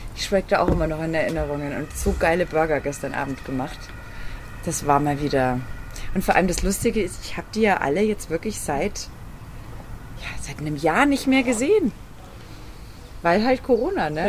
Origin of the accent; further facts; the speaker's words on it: Freilassing, Bavaria, Germany; in Freilassing war es ja mal so, da wo ich herkomme aus der Region